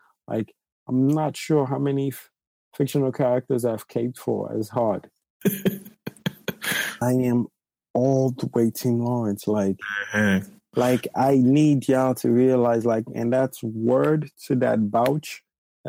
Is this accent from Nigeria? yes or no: yes; Nigeria; I'm Nigerian